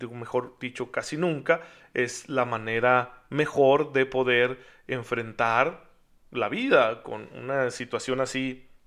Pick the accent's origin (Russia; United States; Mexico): Mexico; después de todo soy mexicano, soy miembro de este pueblo que tiene el catolicismo en sus raíces